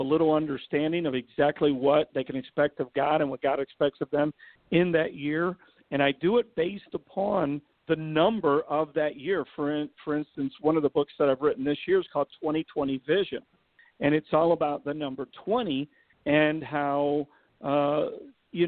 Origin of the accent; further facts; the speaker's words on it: Chicago, Illinois, United States; also born or lived in Los Angeles, California; I'm from Chicago, the streets of Chicago. I'm not from the suburbs